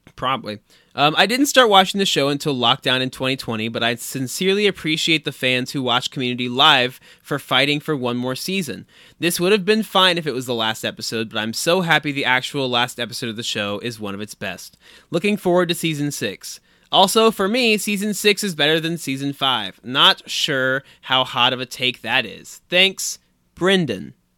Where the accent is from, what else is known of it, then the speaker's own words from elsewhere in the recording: Anderson, Indiana, United States; moved away; our own hometown mascot